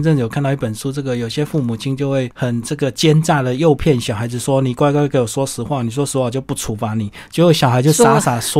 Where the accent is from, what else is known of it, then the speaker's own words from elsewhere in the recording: Taiwan; 不像我们台湾人啊。